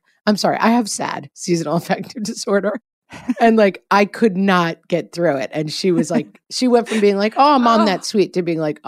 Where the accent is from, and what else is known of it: California, United States; now in Texas, United States